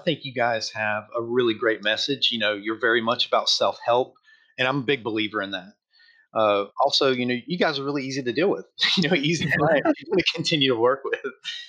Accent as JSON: {"language": "English", "region": "Georgia", "country": "United States", "moved": "yes", "lives_now": "California, United States", "said": "Anybody who lives in the States is going to see that I don't have that kind of accent, but I'm originally from Georgia. And Georgia. So I'm from the South, but I moved to California several years ago, back in 2002."}